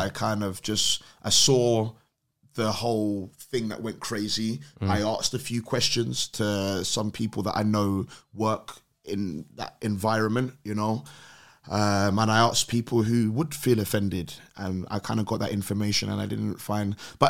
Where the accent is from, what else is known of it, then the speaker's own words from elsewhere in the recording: London, United Kingdom; born there; Oh, man's from London. I was born here.